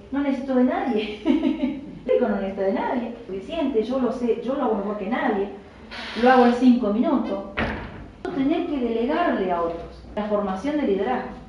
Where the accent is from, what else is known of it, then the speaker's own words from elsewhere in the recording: Chaco, Argentina; moved away as an adult; also born or lived in Entre Ríos; nunca salí de Chaco